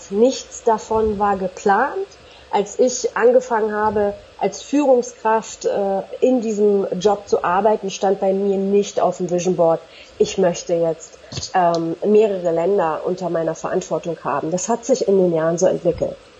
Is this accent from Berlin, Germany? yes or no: yes; Berlin, Germany; Zusätzlich bin ich in Berlin-Neukölln groß geworden